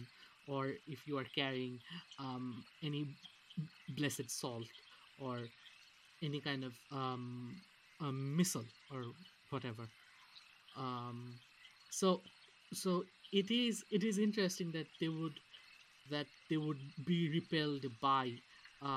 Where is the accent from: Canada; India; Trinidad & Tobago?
India; moved away; I come from India